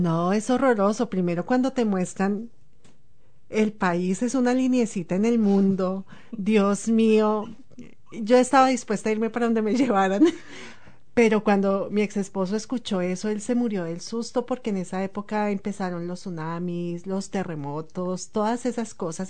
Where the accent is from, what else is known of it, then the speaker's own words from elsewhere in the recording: Colombia; moved away as an adult; also born or lived in Ecuador; now in New Zealand; desde que salí de Colombia, porque desafortunadamente dejé mis hijos